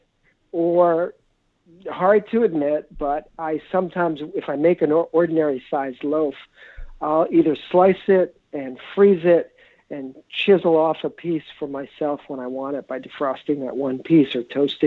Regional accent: New York City, New York, United States; moved away as an adult; now in Minneapolis, United States; I grew up in New York in the 1960s and 70s, New York City

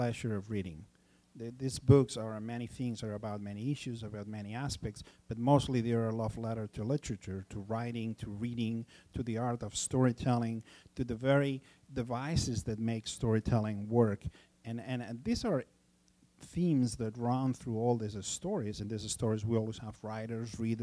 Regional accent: Barcelona, Catalonia, Spain; also born or lived in Los Angeles; in Barcelona, in my hometown

